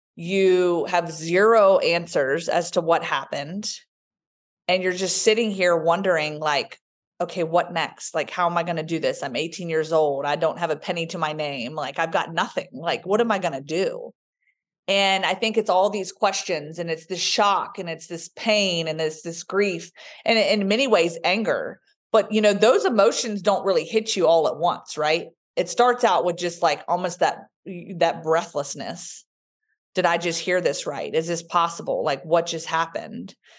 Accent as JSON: {"language": "English", "town": "Roanoke", "region": "Virginia", "country": "United States", "tie": "born or raised there", "also_born_or_lived": "New Jersey", "accent": "Southern", "moved": "as an adult", "lives_now": "Alabama, United States", "said": "we grew up in Roanoke, Virginia"}